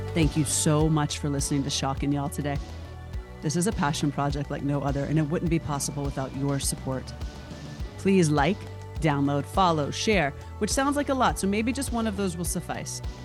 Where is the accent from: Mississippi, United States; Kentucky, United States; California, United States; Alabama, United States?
Alabama, United States; moved away as an adult; now in Los Angeles, United States; Born and raised in Alabama, currently living in Los Angeles. It's only been twenty-two years